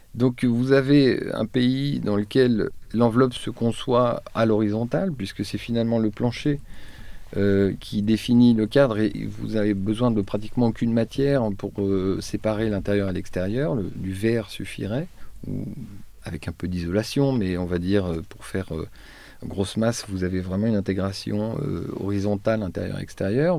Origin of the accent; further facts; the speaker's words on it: Troyes, Grand Est, France; moved away; je suis originaire de Troyes